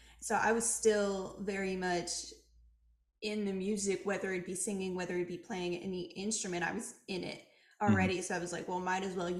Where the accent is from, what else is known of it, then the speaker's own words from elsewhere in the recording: Montreal, Quebec, Canada; I'm from Montreal